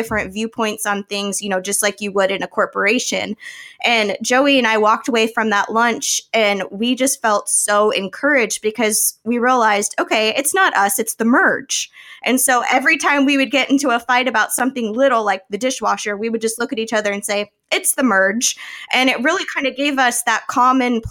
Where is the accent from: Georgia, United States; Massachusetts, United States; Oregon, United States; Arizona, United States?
Arizona, United States; I'm from Arizona.